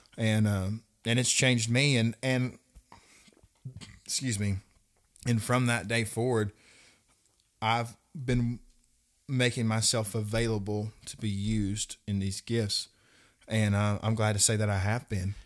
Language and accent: English; Russellville, Arkansas, United States; I come from Russellville, Arkansas.